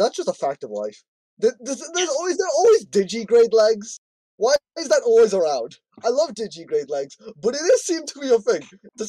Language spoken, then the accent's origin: English; Ireland; I'm Irish.